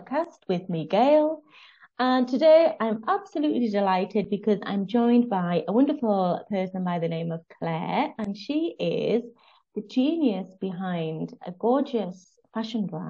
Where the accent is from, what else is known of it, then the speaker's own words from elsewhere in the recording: United Kingdom; I'm obviously British